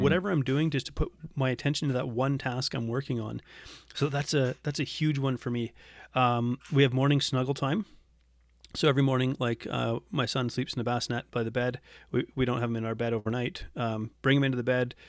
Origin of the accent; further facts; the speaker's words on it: Canada; moved away as an adult; also born or lived in Geelong, Australia; we came back to Canada for me to rejoin the Navy